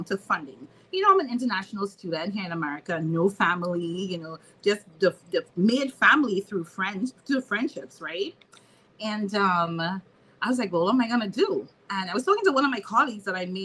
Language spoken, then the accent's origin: English; Trinidad & Tobago; moved away as an adult; now in Maryland, United States; I'm from Trinidad and Tobago, just like, you know, Monique. And I left my country